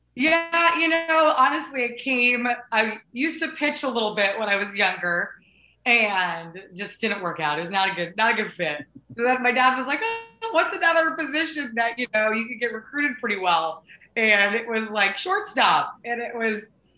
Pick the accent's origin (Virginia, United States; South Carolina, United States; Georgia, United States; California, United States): California, United States; Southern; moved away as an adult; also born or lived in Oklahoma; I grew up in Southern California